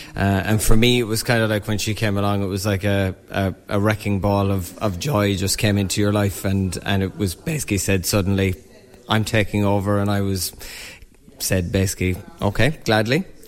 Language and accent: English; Newcastle West, Munster, Ireland; moved away as an adult; also born or lived in London / Galway; grew up in Newcastle West, um, and then I was in London for about 10 years, so back home about four years now